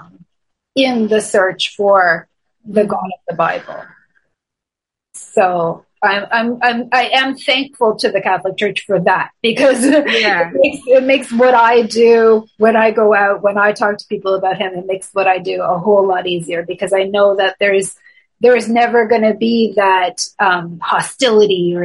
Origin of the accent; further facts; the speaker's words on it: Toronto, Ontario, Canada; moved away as an adult; now in Montreal, Canada; I'm originally from Toronto, Canada